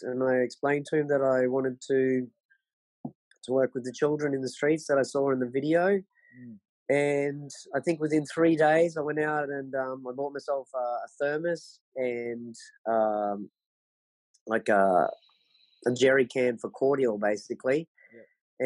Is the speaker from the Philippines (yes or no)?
no; Sunshine Coast, Queensland, Australia; now in Bolivia; I'm from Queensland um, on the Sunshine Coast, and um, I had pretty much the best childhood anyone could want. Um, grew up there on the Sunshine Coast in the 70s